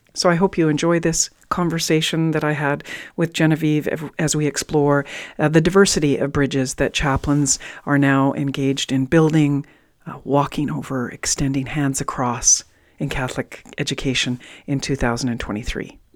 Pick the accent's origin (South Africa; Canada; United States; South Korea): Canada; British Columbia; I grew up in Western Canada in, in BC